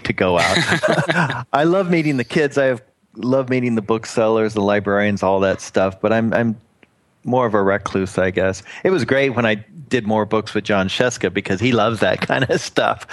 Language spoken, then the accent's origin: English; Oklahoma, United States; moved away; my old stomping grounds where I was born in Oklahoma